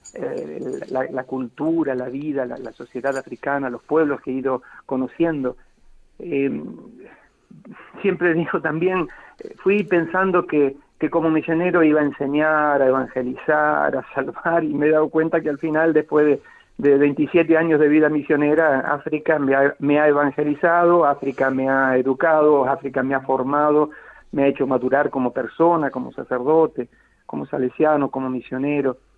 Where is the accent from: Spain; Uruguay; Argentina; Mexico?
Argentina; Bahía Blanca, Buenos Aires Province; moved away as an adult; now in Sierra Leone; el patio salesiano donde crecí en el Colegio Don Bosco, en Bahía Blanca